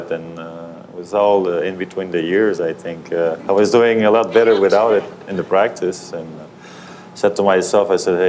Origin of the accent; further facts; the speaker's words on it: Thurso, Quebec, Canada; I was born in Tirso. It's near Hall in Ottawa, about 25 miles along the Ottawa River. I was raised there. It's a small town, about 2,500 people.